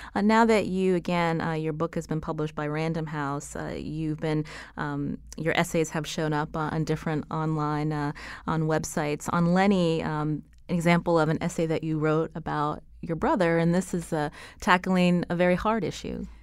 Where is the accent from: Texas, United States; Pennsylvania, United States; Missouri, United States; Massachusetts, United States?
Pennsylvania, United States; I come from Pennsylvania, also, uh, near, uh, you know, Rust Belt City